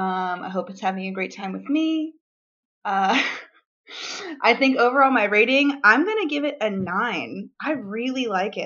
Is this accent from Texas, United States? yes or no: yes; San Antonio, Texas, United States; I'm from San Antonio.